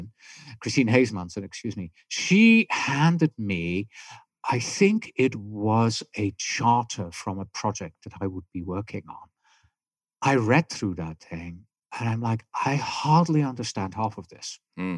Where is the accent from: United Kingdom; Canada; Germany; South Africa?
Germany; accent: German; English is a second language; also born or lived in California; now in Tucson, United States; So today, I call my accent confused because, my German is beginning to push through. I have my British accent still there somehow. I've lived in California for a long time. Now I live in Tucson, Arizona.